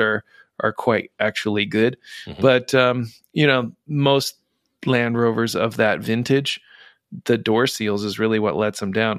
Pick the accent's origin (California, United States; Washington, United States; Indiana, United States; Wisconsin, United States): Indiana, United States; moved away; I'm from Indiana originally